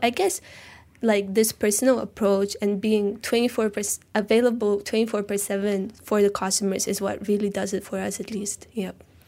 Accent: Tashkent, Uzbekistan; now in Malaysia; I'm from Tashkent, Uzbekistan, Central Asia

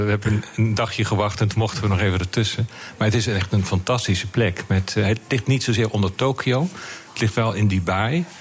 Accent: Limburg, Netherlands; also born or lived in Amsterdam / Utrecht; now in Rotterdam, Netherlands; …, je bent geen Rotterdammer. Ik ben Limburger. Ja. En ik heb veel door het hele land gereisd. Mijn vader die, die was op een gegeven moment klaar in Limburg, omdat de mijnen dicht Dus we hebben in Amsterdam gewoond, Utrecht heb ik gestudeerd.

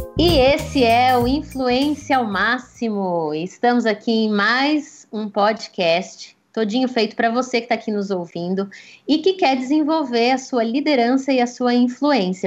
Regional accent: Brazil; como bons brasileiros

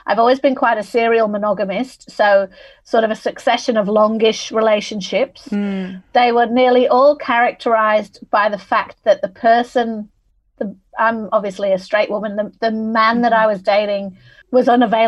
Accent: Manchester, North West England, United Kingdom; moved away as an adult; also born or lived in London; now in Sydney, Australia; I'm originally from Manchester in England. That's why I've got this funny accent.

